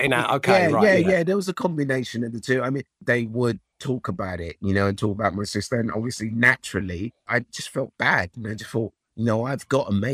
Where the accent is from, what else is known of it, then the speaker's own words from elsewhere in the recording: Nigeria; moved away; I was born in Nigeria, and you know, my family are from Africa